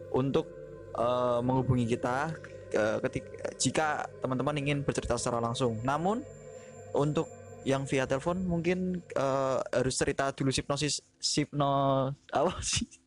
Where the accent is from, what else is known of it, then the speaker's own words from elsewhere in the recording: Java, Indonesia; karena kita juga orang Jawa ya kebetulan aku sama Ria orang Jawa